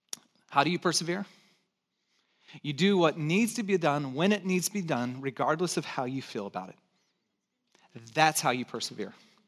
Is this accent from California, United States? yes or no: yes; Santa Cruz, California, United States; accent: hick; also born or lived in Texas / Chicago; And I'm from Texas. I was born in Texas, grew up in Santa Cruz, tried to lose my hick accent as quick as I could, and then lived in Chicago. So my accent's already messed up.